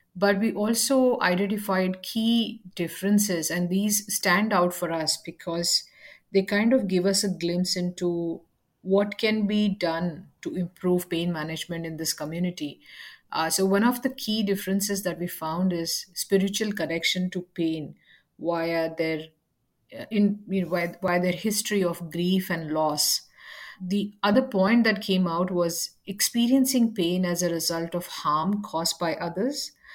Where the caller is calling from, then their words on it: Adelaide, South Australia, Australia; I'm calling in from Adelaide, South Australia